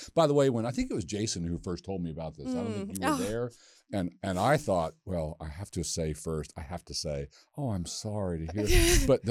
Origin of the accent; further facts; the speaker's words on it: Westminster, Maryland, United States; we're both from the same town in Maryland. We're both from Westminster.